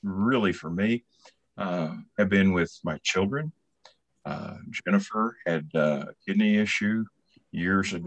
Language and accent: English; Oklahoma City, Oklahoma, United States; moved away as an adult; also born or lived in Lawton, Oklahoma / Bartlesville, Oklahoma / San Antonio, Texas; now in Oklahoma, United States; I was born in 1953 in Oklahoma City